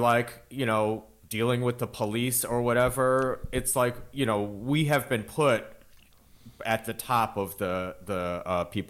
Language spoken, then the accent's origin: English; Michigan, United States; moved away; I was born in Michigan. Like I went to high school with 1.5 Asian people and the one was me.